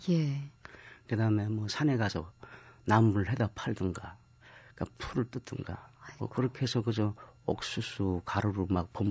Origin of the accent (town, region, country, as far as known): Hwanghae, North Korea; born or raised there; moved away as an adult; now in South Korea